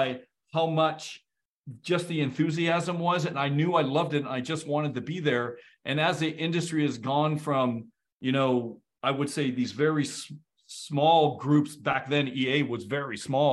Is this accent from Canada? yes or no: yes; Canada; I'm from Canada